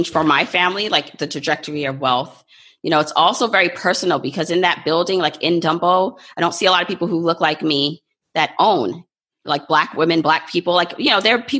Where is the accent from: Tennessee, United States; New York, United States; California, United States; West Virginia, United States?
New York, United States; New York City; also born or lived in Jamaica; I was born in Jamaica, but I literally feel like, you know, New York has been my home because I came here when I was about 2 years old